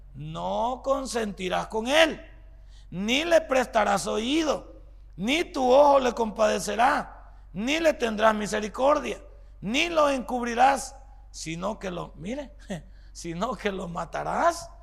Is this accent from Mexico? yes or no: no; El Salvador; somos los salvadoreños